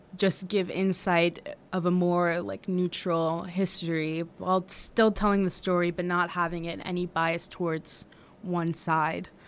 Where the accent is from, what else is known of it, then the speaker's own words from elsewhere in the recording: Washington, District of Columbia, United States; also born or lived in New York; I am originally from New York. I grew up in Washington, D C, though.